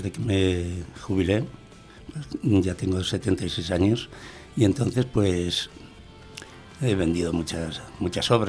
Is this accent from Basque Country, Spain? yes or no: yes; Bilbao, Basque Country, Spain; born there; Nací en Bilbao.